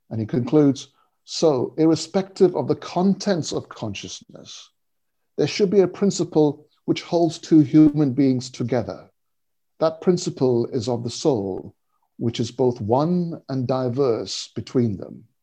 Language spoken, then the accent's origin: English; India; I was born in India. Uh, I still have very strong and clear memories of, of my early childhood there, and returning many times uh, uh in the intervening years.